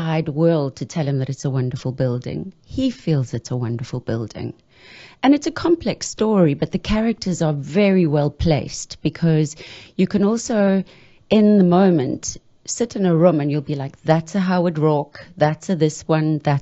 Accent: South Africa; I'm South African

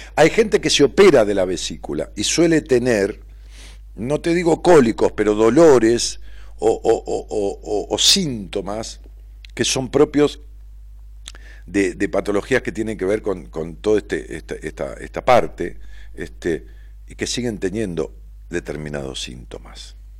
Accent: Ramos Mejía, Buenos Aires Province, Argentina; moved away as an adult; now in Buenos Aires, Argentina; Allá en Ramos Mejía, en mi pueblo. Cuando yo vivía allá en Ramos, que viví toda mi vida, hace 10 años que vivo acá en, Capital

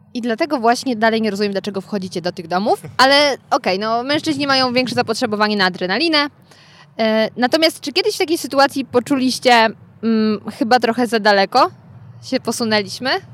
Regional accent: Gryfów Śląski, Lower Silesian Voivodeship, Poland; ja pochodzę z Gryfowa, co wam nic nie mówi, ale niedaleko mam w sumie Zgorzelec

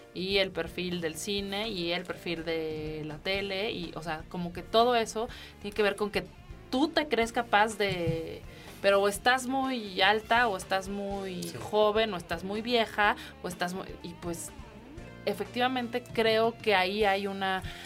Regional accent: Mexico; soy mexicana

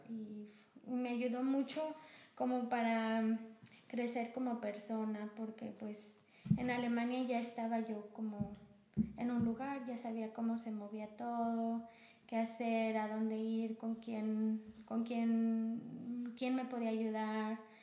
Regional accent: Guanajuato, Mexico; moved away as an adult; now in Germany; estado de Guanajuato, que es de donde yo vengo

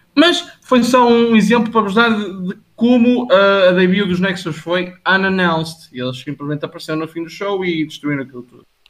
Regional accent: Portugal; Eu estou tão habituado a falar inglês durante, tipo, o meu dia a dia e tudo, e eu sou português

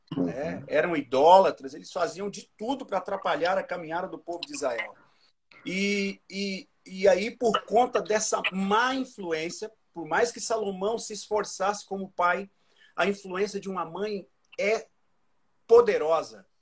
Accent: Cuiabá, Mato Grosso, Brazil; also born or lived in Minas Gerais; Eu sou de Minas, mas os meus pais foram para o Mato Grosso na ocasião, se fixaram em Cuiabá e aí acabamos passando o resto da vida lá

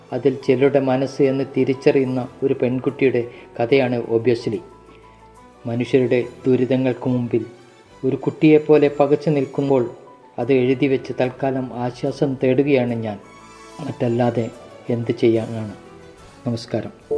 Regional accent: Koyilandy, Kerala, India; moved away as an adult; also born or lived in Bangalore; now in Palakkad, India; കൊയിലാണ്ടി പന്തലാനിയിൽ ജനിച്ച് ഇരുപത്തൊന്ന് വർഷം കഴിഞ്ഞ ശേഷം നാൽപ്പത് വർഷം ബാംഗ്ലൂർ ഡി ആർ ഡി ഒയിൽ ജോലി ചെയ്ത് പിരിഞ്ഞു ഇപ്പോൾ പാലക്കാട് ചന്ദ്രനഗറിൽ താമസിക്കുന്നു

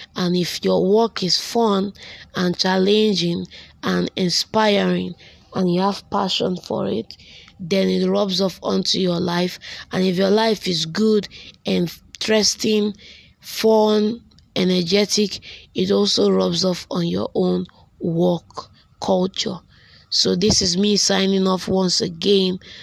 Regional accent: Delta, Nigeria; now in Enugu State, Nigeria; I hail from Delta State and Yochonot local government

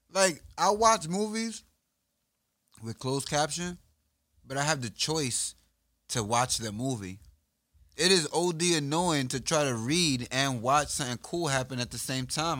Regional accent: New York, United States; I'm from New York

